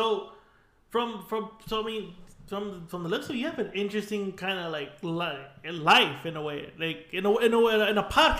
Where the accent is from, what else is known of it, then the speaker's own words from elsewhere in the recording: San Gabriel Valley, California, United States; we're from the San Gabriel Valley. We're in Whittier